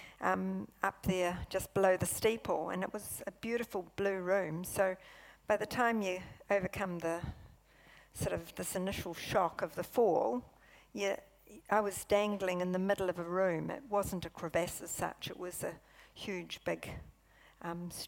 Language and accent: English; Invercargill, Southland, New Zealand; moved away as an adult; also born or lived in Palmerston North; I came from Invercargill.